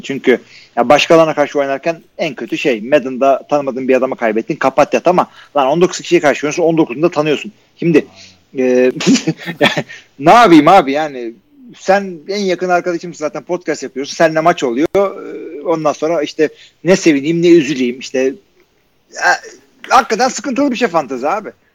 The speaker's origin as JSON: {"language": "Turkish", "country": "Turkey", "said": "Akdeniz memleketi bizimkisi gibi kanları kaynıyor."}